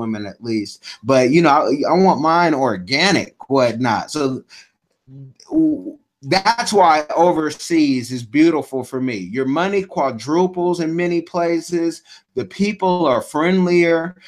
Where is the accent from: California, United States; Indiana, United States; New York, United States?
California, United States; Oakland; I'm from the Bay. I'm from Oakland